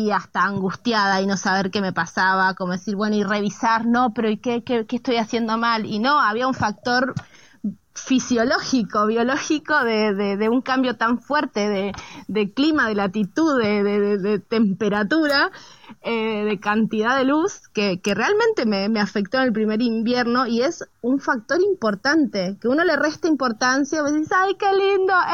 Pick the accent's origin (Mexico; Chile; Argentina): Argentina; nosotros como argentinas nos, nos pasa que eh, hay mucho movimiento migratorio